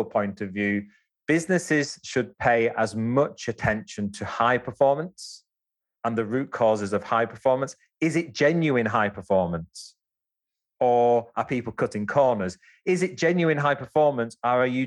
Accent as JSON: {"language": "English", "town": "Wigan", "region": "North West England", "country": "United Kingdom", "tie": "born or raised there", "also_born_or_lived": "India / Japan", "said": "I'm a Wigan Scouser. So that's where I grew up in Wigan, but from Scouse background."}